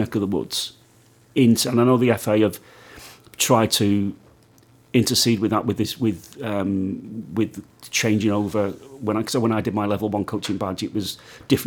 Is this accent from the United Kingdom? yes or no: yes; Widnes, North West England, United Kingdom; my hometown of Widnes